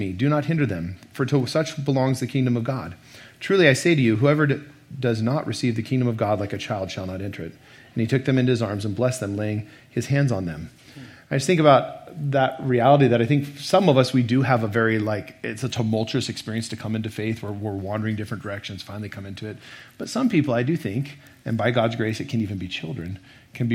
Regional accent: Boise, Idaho, United States; I grew up here in Boise

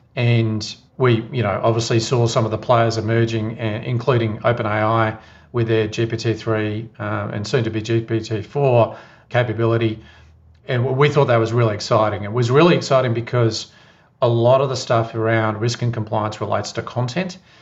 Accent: Geelong, Victoria, Australia; now in Melbourne, Australia; I live in Melbourne at the moment, but I grew up in Geelong.

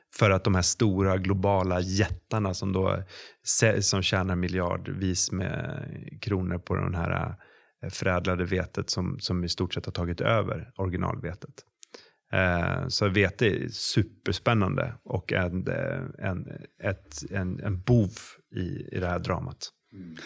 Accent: Sweden; vi svenskar

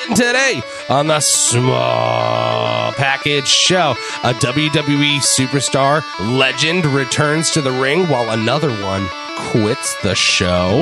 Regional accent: Cincinnati, Ohio, United States; We are grown men from Cincinnati, Ohio.

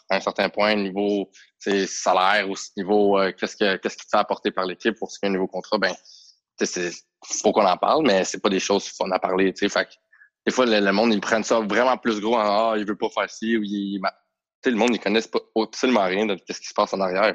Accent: Montreal, Quebec, Canada; on vient tous de backgrounds tellement différents, mais on vient tous de Montréal

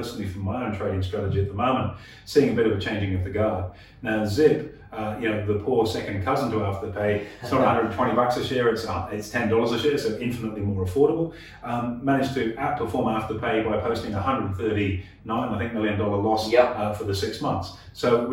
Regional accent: Australia; as Australians

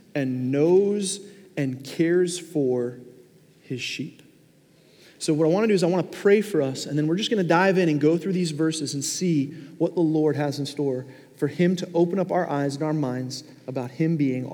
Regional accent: Long Island, New York, United States; now in Fort Myers, United States; I grew up in New York. Now, I didn't grow up in Manhattan, like in the core of the city, but we lived on Long Island

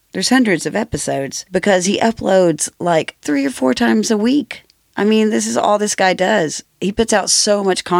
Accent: Rockford, Tennessee, United States; I'm from Rockford, which is basically Maryville.

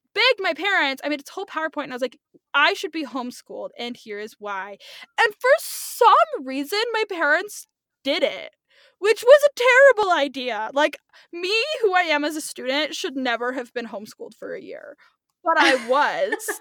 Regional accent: California, United States; I'm Brooklyn. Um, I grew up in California.

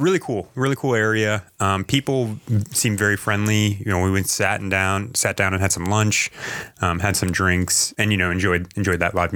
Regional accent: New England, United States; we come from New England

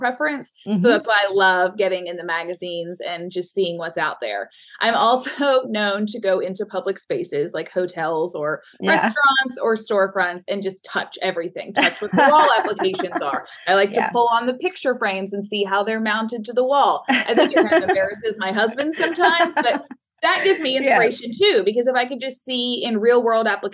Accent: Louisville, Kentucky, United States; now in Lexington, United States; I grew up in Louisville, where the Derby is held

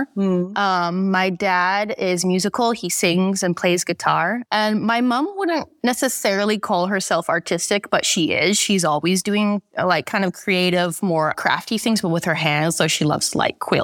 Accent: Vancouver, British Columbia, Canada; moved away as an adult; I'm from Vancouver, Canada originally

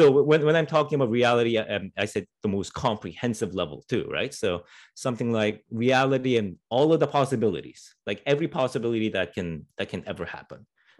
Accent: Canada; I'm Canadian.

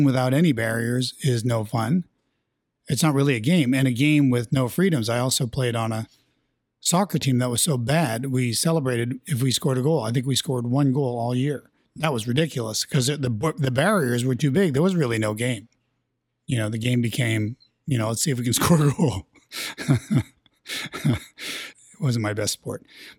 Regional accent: Canada; We're Canadian, so we'll play hockey any chance we get.

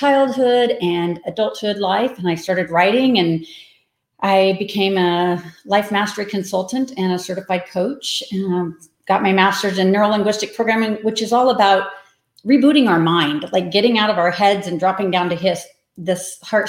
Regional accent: Manhattan, Kansas, United States; moved away; also born or lived in Denver, Colorado; I am from Manhattan, Kansas, which is about an hour west of Kansas City. I lived in Denver for 30 years, so I'm new to Kansas again. Kind of came back to my roots during COVID

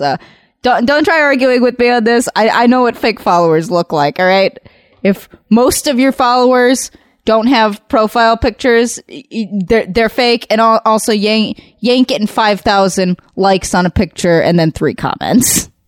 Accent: Southern California, United States; I grew up in Southern California

